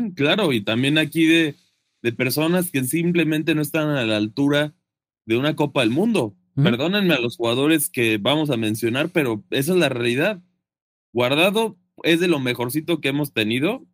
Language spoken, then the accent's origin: Spanish; Mexico; siendo mexicano